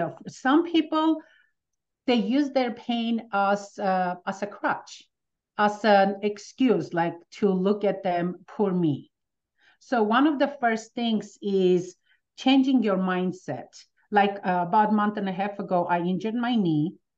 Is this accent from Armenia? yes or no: yes; Armenia; now in United States; coming from Armenia, as soon as with my family, we moved